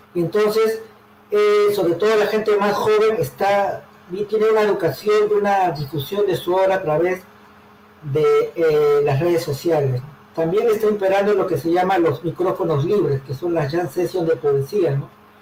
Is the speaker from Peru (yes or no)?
yes; Callao, Peru; moved away as an adult; also born or lived in Lima, Peru; now in Madrid, Spain; me crié en el Callao, En Santa Marina Sur, ahí en mi barrio del Callao luego en el centro de Lima